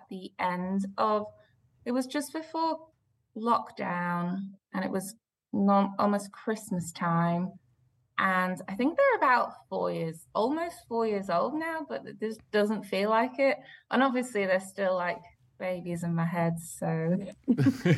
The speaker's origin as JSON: {"language": "English", "country": "Belgium", "tie": "born or raised there", "moved": "yes", "said": "I grew up in Belgium"}